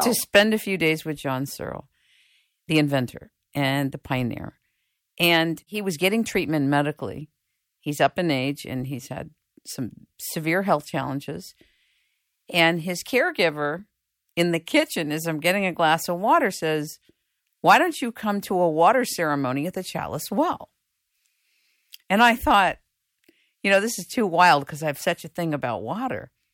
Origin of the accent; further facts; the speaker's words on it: United States; I'm from the United States